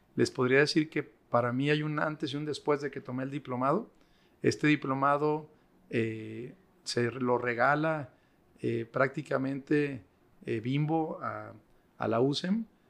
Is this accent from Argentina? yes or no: no; Mexico; yo también soy mexicano